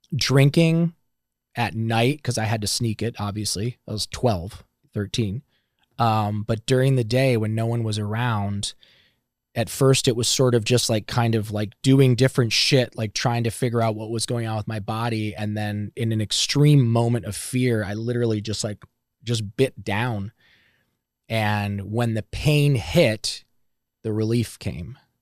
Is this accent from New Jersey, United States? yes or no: no; Ohio, United States; moved away; I'm from Ohio